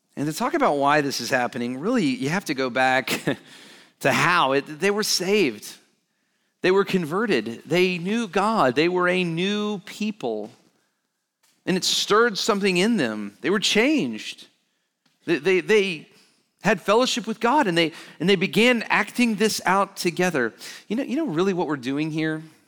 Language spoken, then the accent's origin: English; Alabama, United States; I grew up in Alabama